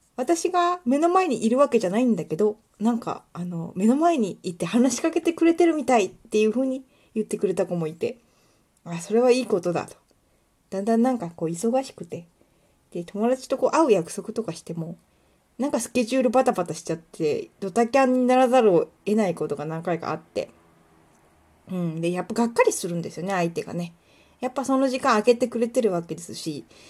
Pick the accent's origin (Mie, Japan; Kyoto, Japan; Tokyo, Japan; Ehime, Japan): Mie, Japan; Kuwana; also born or lived in Ichinomiya, Aichi; 私は生まれも育ちも食わなしです